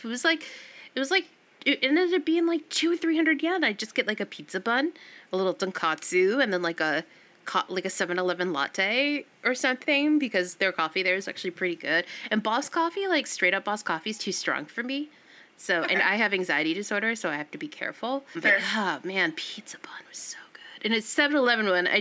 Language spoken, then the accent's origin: English; United States; also born or lived in New England; now in San Francisco, United States; I grew up outside of New York. I used to go into Manhattan and stuff all the time